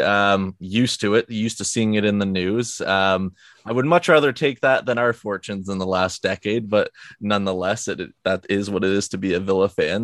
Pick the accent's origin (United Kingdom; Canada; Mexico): Canada; being a Canadian